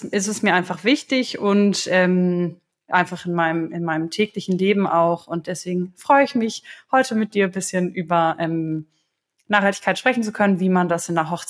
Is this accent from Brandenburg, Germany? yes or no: yes; Potsdam, Brandenburg, Germany; Also, ich komme aus Potsdam, ähm, bin 26 Jahre alt